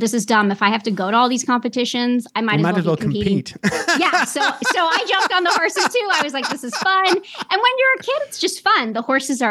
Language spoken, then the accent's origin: English; Sonoma, California, United States; I grew up in California. I grew up in Sonoma, California